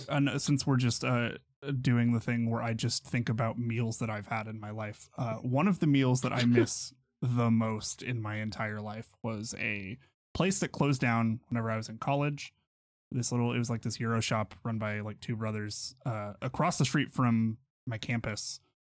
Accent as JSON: {"language": "English", "town": "Pittsburgh", "region": "Kansas", "country": "United States", "tie": "born or raised there", "said": "a place in my hometown"}